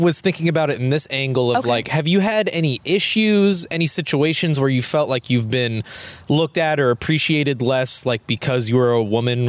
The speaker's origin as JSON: {"language": "English", "town": "Louisville", "region": "Kentucky", "country": "United States", "said": "I'm from Louisville"}